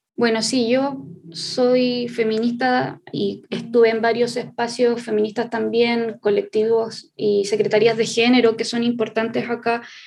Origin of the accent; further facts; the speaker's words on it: Chile; Somos parte del pueblo nación mapuche, eh, la parte del Mapu, que es todo lo que hoy se conoce como Chile